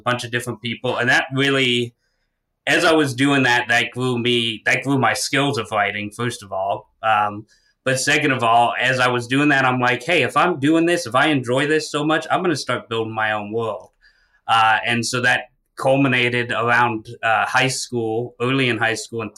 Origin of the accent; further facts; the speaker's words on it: St. Petersburg, Florida, United States; I was born and raised in St. Pete, Florida.